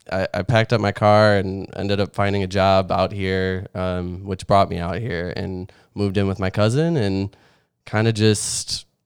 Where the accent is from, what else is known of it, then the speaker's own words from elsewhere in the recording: Chicago, Illinois, United States; moved away as an adult; now in Los Angeles, United States; I moved here in June of 2013. I'm originally from the Illinois area, Chicago, suburbs, definitely suburbs of Chicago. And, I moved all around Illinois, lived there for a while.